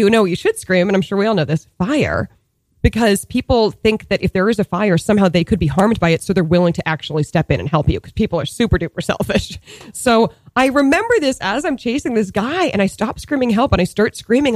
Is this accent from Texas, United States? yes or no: no; Boston suburbs, Massachusetts, United States; moved away as an adult; also born or lived in New York; I grew up in the Boston suburbs